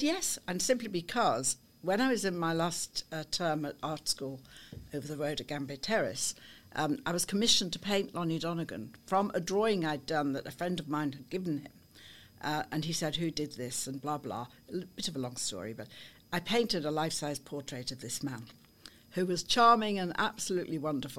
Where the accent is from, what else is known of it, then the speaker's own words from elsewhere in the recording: Liverpool, North West England, United Kingdom; moved away as an adult; now in near Chester, United Kingdom; I was born in Liverpool, yes, born and bred